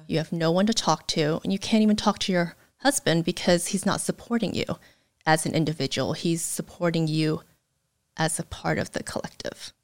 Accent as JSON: {"language": "English", "country": "United States", "tie": "born or raised there", "said": "being raised in the States"}